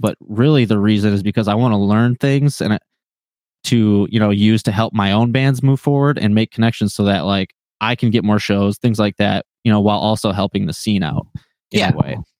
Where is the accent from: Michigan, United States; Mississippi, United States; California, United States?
Michigan, United States; Linden; now in Taylor, United States; I grew up in uh, in Linden